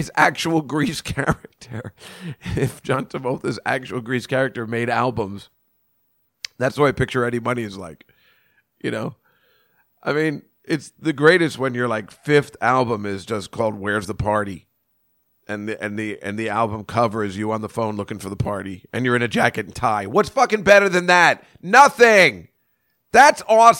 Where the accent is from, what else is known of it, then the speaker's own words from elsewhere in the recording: Edison, New Jersey, United States; I'm from Edison, New Jersey